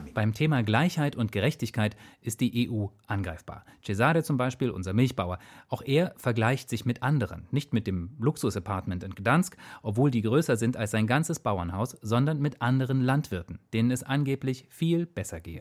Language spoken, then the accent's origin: German; Thuringia, Germany; in meiner Heimat Thüringen. Ich war damals vielleicht sieben, acht Jahre alt